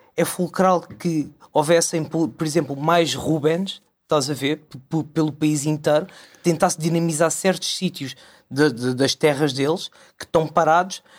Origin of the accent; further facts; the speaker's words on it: Costa da Caparica, Setúbal, Portugal; eu sou da Costa da Caparica